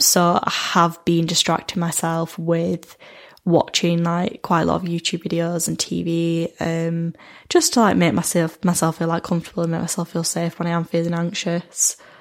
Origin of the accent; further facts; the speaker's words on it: United Kingdom; as a British person, because I feel like I've been brought up in a society where I've been told that alcohol is kind of the centre of our lives